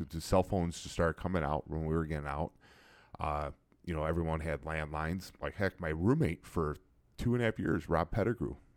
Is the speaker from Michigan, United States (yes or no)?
no; Disneyland suburbia, California, United States; moved away; coming from Disneyland, suburbia, I think maybe I, we had maybe one black guy in our high school